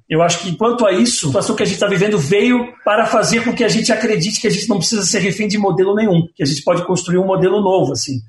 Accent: Florianópolis, Santa Catarina, Brazil; moved away as an adult; now in São Paulo, Brazil; eu sou de Florianópolis, eu estou em São Paulo há 20 anos

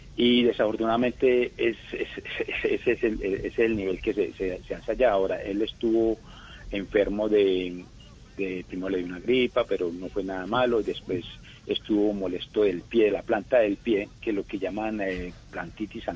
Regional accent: Colombia; moved away; como colombiano y como patriota

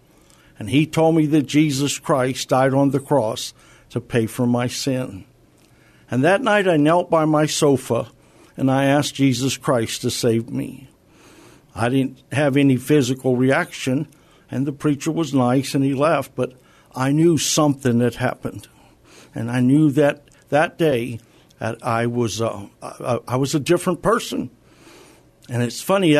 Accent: San Antonio, Texas, United States; I lived all my life in San Antonio, mostly on the south side

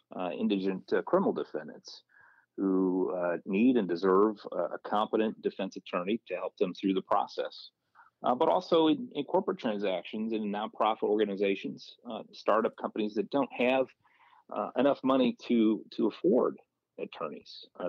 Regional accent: Port Huron, Michigan, United States; John, I grew up on the east side of the state. I was born and raised in the Port Huron area and spent all my life there until I went off to college at Albion College.

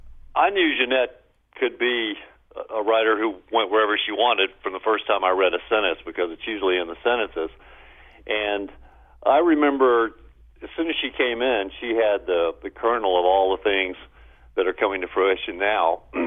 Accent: Baton Rouge, Louisiana, United States; I grew up blue collar in Baton Rouge. My dad worked in a petrochemical factory, and, you know, and I later did too.

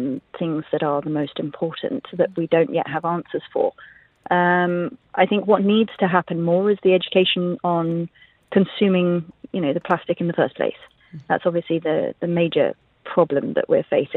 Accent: Jeddah, Makkah Province, Saudi Arabia; now in United Arab Emirates; I grew up in Jeddah

